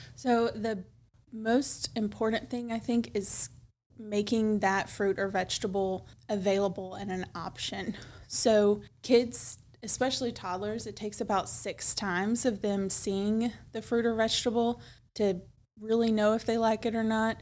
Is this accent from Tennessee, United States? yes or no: yes; Milan, Tennessee, United States; also born or lived in Chattanooga, Tennessee; I was born and raised in Milan